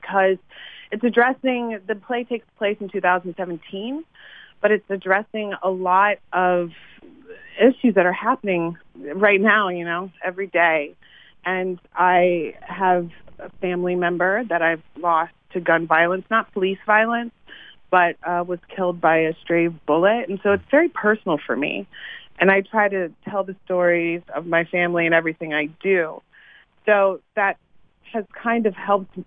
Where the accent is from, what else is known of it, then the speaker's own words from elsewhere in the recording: Cincinnati, Ohio, United States; I'm from Cincinnati, Ohio